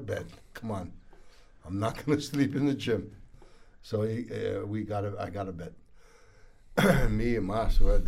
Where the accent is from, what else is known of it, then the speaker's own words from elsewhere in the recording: Brazil; moved away as an adult; also born or lived in Birmingham / London; now in United Kingdom; I'm from Brazil